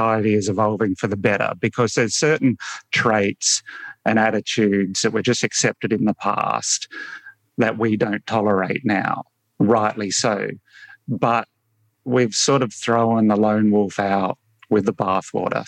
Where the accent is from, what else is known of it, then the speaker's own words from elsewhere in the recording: Adelaide, South Australia, Australia; also born or lived in Fairfield, New South Wales; I grew up in Adelaide in South Australia, even though I was born in New South Wales. My parents moved to South Australia when I was four years old, I think.